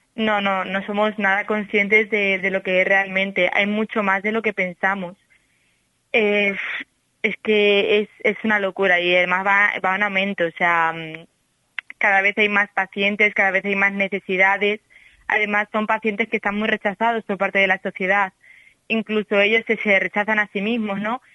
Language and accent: Spanish; Salamanca, Castile and León, Spain; accent: salmantino; moved away as an adult; now in Seville, Spain; yo mantengo mi acento salmantino